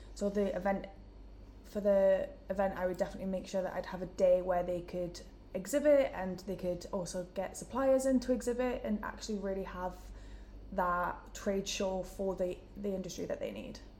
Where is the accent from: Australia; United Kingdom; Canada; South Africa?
United Kingdom; Newcastle upon Tyne, North East England; moved away; as you can tell from my accent, I'm from Newcastle